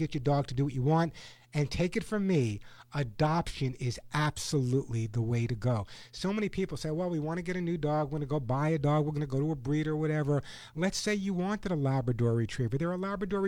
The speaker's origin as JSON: {"language": "English", "region": "New York", "country": "United States", "tie": "born or raised there", "said": "growing up in New York"}